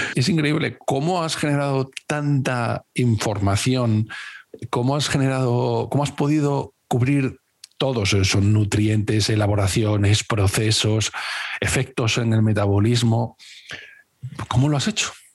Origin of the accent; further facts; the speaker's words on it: Cáceres, Extremadura, Spain; moved away; also born or lived in Valladolid; yo eh, vivía en Valladolid, pero soy de Cáceres